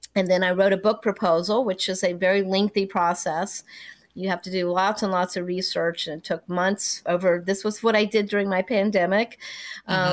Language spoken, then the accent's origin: English; North Carolina, United States; my teenage years, growing up in North Carolina